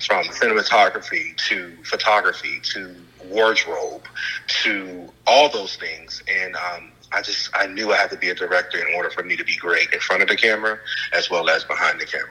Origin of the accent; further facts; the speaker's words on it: Chicago, Illinois, United States; moved away as an adult; also born or lived in Mississippi; now in Los Angeles, United States; from Chicago, Illinois, I was born in Mississippi, raised in Chicago